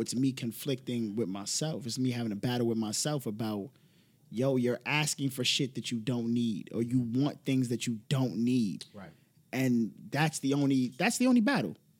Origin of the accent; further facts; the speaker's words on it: New York City, New York, United States; I'm a product of the Bronx